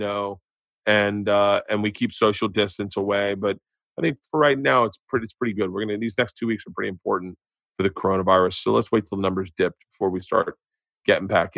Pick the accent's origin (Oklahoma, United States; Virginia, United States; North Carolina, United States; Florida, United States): Florida, United States; Tampa; I grew up in Tampa.